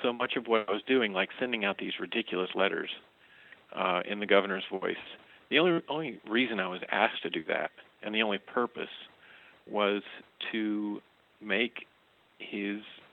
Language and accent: English; the South, United States; we were raised in the South